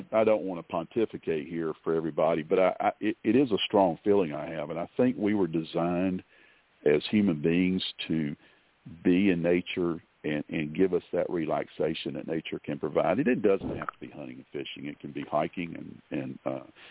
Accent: Eastern North Carolina, United States; Where I grew up is in Eastern North Carolina.

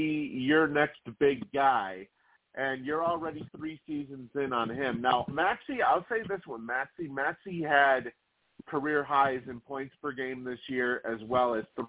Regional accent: Boston, Massachusetts, United States; I am a Celtics fan. I was born and raised in Boston in all sports.

